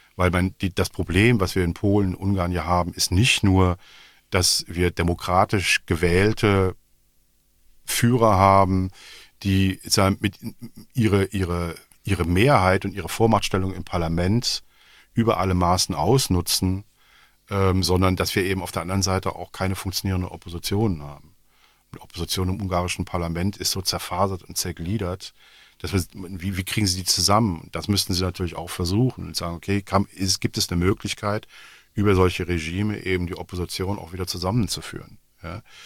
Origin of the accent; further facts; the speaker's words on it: Rhineland, Germany; now in Belgium; Ich bin Rheinländer